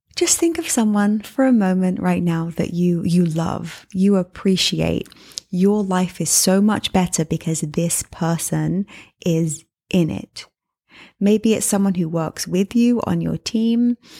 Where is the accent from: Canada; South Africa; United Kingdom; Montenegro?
United Kingdom; England; also born or lived in New York City; now in Miami, United States; I'm from England